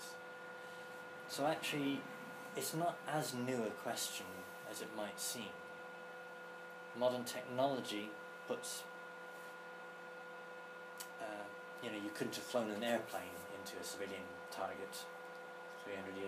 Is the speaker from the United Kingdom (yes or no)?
yes; England, United Kingdom; us, as the English